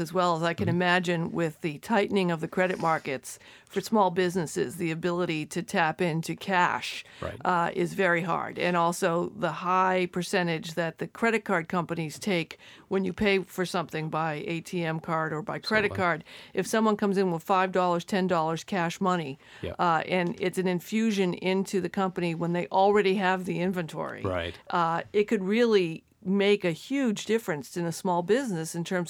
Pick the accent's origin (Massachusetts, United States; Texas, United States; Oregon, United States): Massachusetts, United States; Revere; You know, I grew up in Revere, and we had a hardware store back in the 60s that everyone in our neighborhood hated